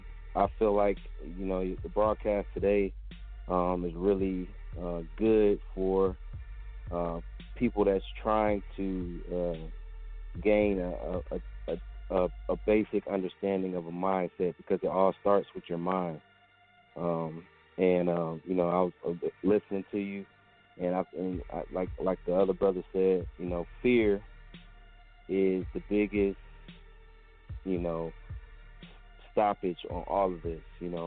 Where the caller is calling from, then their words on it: Atlanta, Georgia, United States; I'm calling from Atlanta.